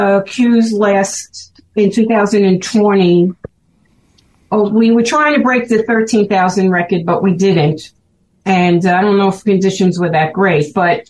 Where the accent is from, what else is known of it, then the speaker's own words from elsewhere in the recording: Brooklyn, New York, United States; accent: Brooklyn; You could tell I'm from Brooklyn from my accent.